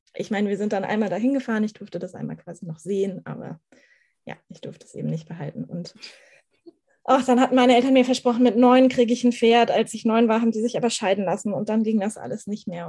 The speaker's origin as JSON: {"language": "German", "region": "Schleswig-Holstein", "country": "Germany", "said": "Ich komme aus Schleswig-Holstein, so ziemlich aus der Mitte Schleswig-Holsteins"}